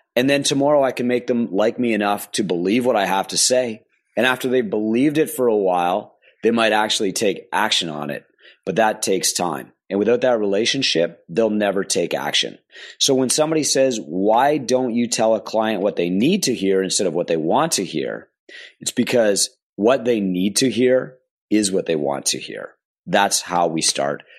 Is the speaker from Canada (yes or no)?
yes; Canada; I'm a Canadian